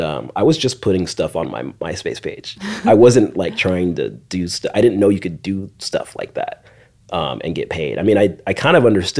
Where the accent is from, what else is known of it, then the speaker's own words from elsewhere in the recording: Orange County, California, United States; I grew up in Orange County